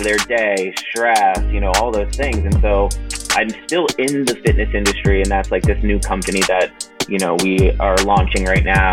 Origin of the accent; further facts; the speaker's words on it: Sarasota, Florida, United States; moved away as an adult; also born or lived in North Carolina / Atlanta, Georgia; now in Dallas, United States; I grew up in Sarasota, Florida